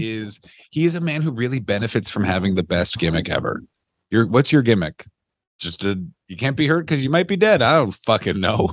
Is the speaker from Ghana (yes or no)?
no; Canada; I'm Canadian